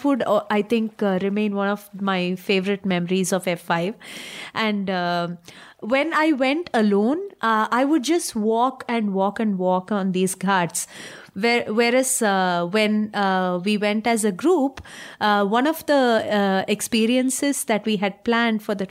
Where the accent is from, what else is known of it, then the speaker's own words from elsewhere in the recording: Tamil Nadu, India; I am from Tamil Nadu.